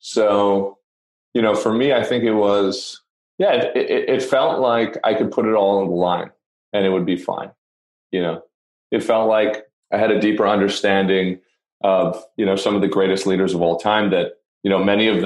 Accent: Canada; I'm from Canada

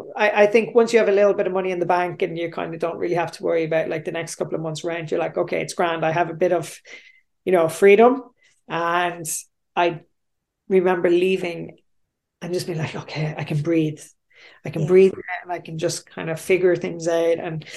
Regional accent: Australia; I was the guy from Australia, and I, you know, worked in the big office over there, and I was wearing nice clothes, and I still had my tan.

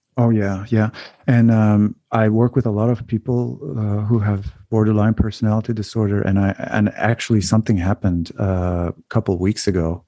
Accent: Turkey; moved away as an adult; also born or lived in United States / Canada; now in Netherlands; growing up in Turkey and then um, going to different countries when I when I was so young and then and then coming back

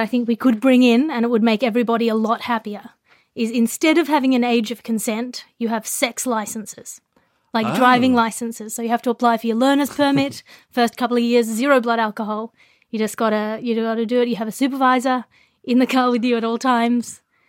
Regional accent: Sydney, New South Wales, Australia; In Sydney, where I did my driver's test, everyone does their practicing of their L plates near a park, Centennial

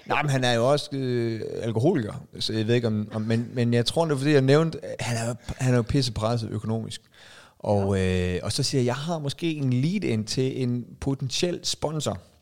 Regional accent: Aalborg, North Denmark Region, Denmark; now in Zealand, Denmark; vi er jo fra Aalborg

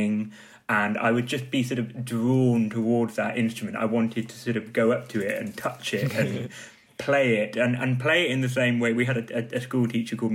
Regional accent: Wales, United Kingdom; growing up in Wales, we had a lot of wet play

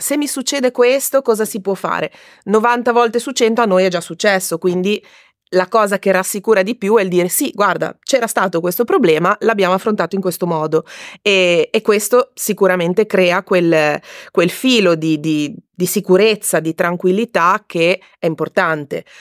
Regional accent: Liguria, Italy; Io sono Ligure di origine e adoro valorizzare il mio territorio

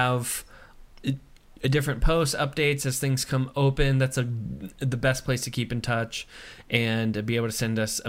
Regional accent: United States; as an American

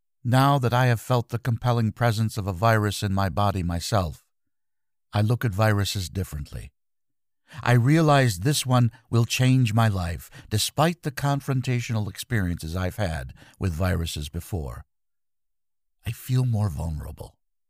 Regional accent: Belgium; I'm from Kierbergen, Belgium, an asparagus-growing community.

